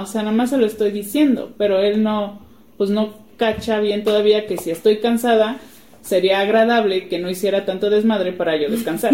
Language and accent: Spanish; Guadalajara, Jalisco, Mexico; moved away as an adult; now in Puebla, Mexico; Yo no soy de aquí, yo soy de Guadalajara y estamos ahorita en Puebla porque mi esposo es de aquí